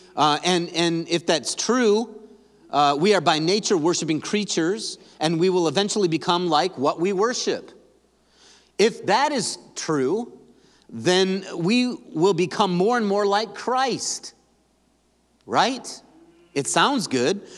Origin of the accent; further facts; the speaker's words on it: Grand Rapids, Michigan, United States; We're from Grand Rapids